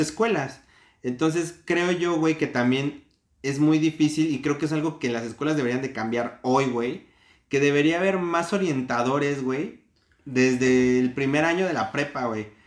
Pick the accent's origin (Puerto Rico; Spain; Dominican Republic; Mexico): Mexico